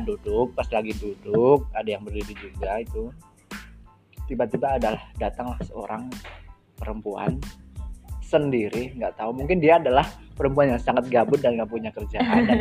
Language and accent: Indonesian; Wonosobo, Central Java, Indonesia; saya berasal dari Kota Wonosobo, Jawa Tengah, Indonesia